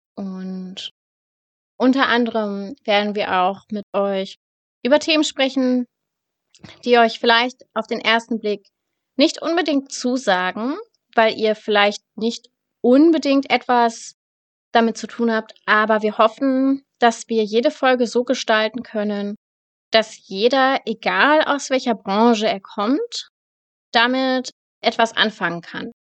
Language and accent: German; Hanover, Lower Saxony, Germany; ich komme aus dem schönen Hannover. Das ist die Hauptstadt von Niedersachsen